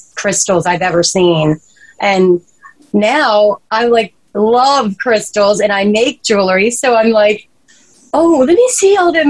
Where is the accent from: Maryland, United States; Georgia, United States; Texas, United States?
Maryland, United States; I actually grew up here.